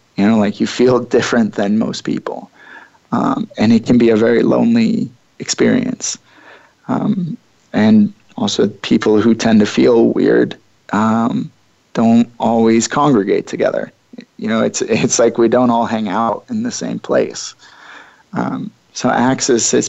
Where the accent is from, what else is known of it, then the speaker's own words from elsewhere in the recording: Midwest, United States; I took 4 years largely away from my hometown, away from the Midwest for the most part.